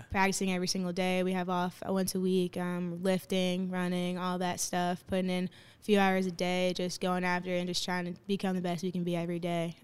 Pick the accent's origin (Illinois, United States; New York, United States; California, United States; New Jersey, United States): New Jersey, United States; Bloomfield; I'm from Bloomfield, New Jersey